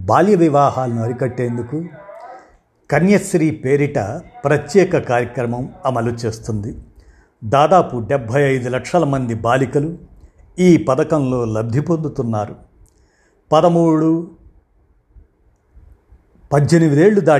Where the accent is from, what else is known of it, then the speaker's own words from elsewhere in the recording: Hooghly, West Bengal, India; also born or lived in Narasaraopet / Tenali; మా స్వస్థలం గుంటూరు జిల్లా తెనాలి నరసరావుపేటలో పుట్టాను నా చదువంతా హుగ్గిలీలో కొనసాగింది